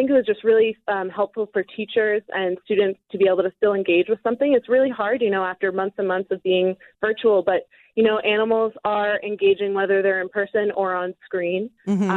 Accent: New York, United States; moved away as an adult; now in Colorado, United States; I was originally from New York, and I moved out to Colorado in 2017

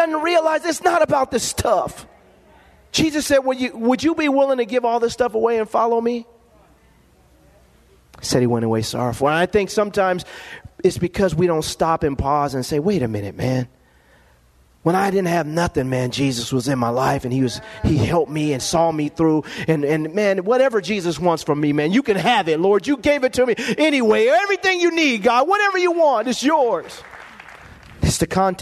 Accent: Lompoc, California, United States; growing up in Lompoc, California.

